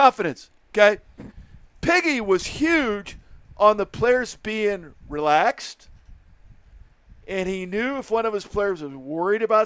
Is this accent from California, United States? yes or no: yes; San Francisco, California, United States; I grew up in San Francisco, and I grew up playing basketball at St. Mary's Park